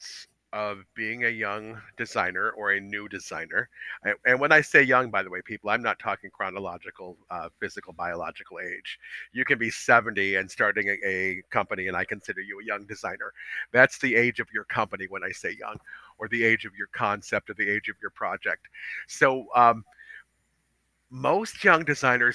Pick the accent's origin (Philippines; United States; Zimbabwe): United States; Detroit, Michigan; also born or lived in Texas; I'm from Detroit